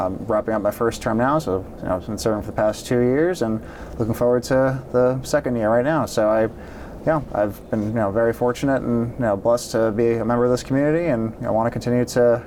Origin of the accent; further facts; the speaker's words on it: Franklin, Massachusetts, United States; I grew up here in Franklin, so I've spent most of my life here. Graduated Franklin High in 2009